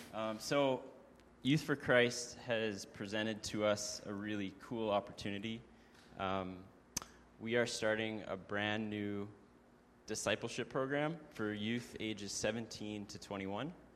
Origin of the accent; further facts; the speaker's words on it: Kelowna, British Columbia, Canada; Carlene and I were born and raised in Kelowna